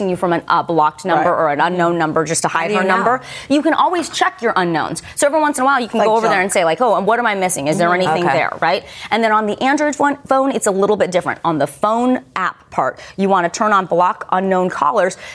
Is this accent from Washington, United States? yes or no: no; Sonoma County, California, United States; moved away; I grew up in Sonoma County